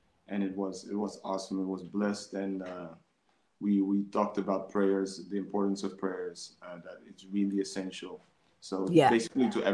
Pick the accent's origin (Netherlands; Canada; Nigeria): Netherlands; Amsterdam, North Holland; I grew up in Amsterdam North